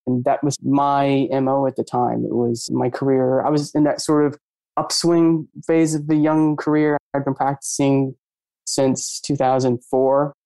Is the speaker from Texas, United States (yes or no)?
no; Maine, United States; I grew up in Maine, or always around lakes and water